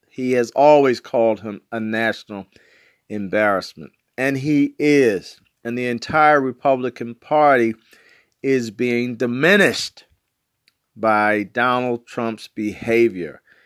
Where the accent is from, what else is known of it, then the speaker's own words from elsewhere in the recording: Baltimore, Maryland, United States; I'm from West Baltimore